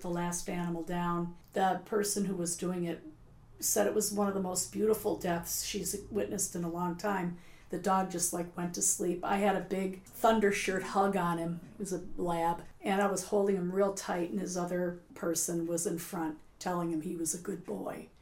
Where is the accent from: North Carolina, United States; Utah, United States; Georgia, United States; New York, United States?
New York, United States; Buffalo; now in Cape Cod, United States; I'm from Buffalo